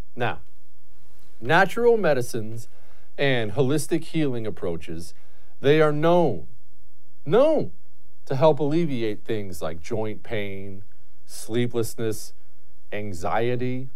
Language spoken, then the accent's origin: English; United States; I'm as American as apple pie